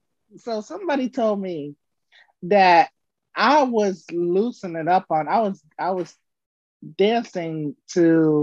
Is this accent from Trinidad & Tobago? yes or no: no; Florida, United States; I'm from Florida.